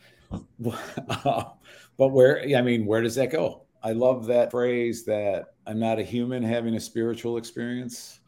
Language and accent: English; Chicago, Illinois, United States; Middle school, high school, we moved from Chicago proper, west side of the city, which is now kind of a war zone, to a fairly affluent suburb.